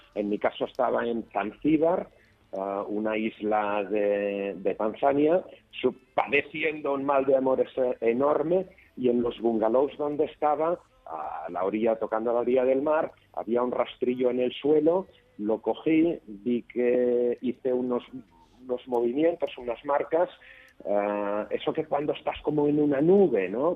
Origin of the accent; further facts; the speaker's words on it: Barcelona, Catalonia, Spain; estoy en Barcelona, soy de Barcelona, vivo en Barcelona